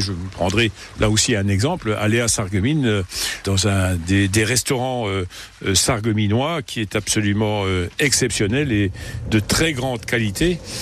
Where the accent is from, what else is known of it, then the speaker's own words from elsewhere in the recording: Yutz, Grand Est, France; also born or lived in Illange; je suis né à Yutz, j'ai épousé une Yussoise qui était née à 50 mètres du lieu où je l'ai été. Nous avons, euh, nous sommes installés, nous sommes mariés, nous sommes installés à Yut.